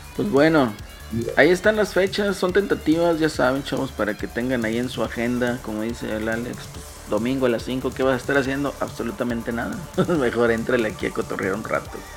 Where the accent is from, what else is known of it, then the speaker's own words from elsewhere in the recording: northern Mexico, Mexico; somos norteños